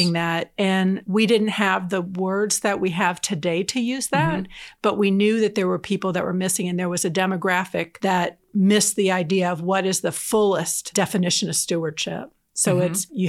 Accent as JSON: {"language": "English", "region": "New Jersey", "country": "United States", "also_born_or_lived": "Atlanta, Georgia / Southern Minnesota", "lives_now": "Kansas, United States", "said": "I'm originally from New Jersey and Southern New Jersey."}